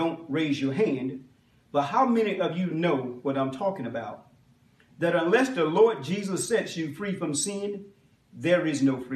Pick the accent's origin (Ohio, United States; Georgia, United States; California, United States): Georgia, United States; Macon; I was born and raised in Macon, Georgia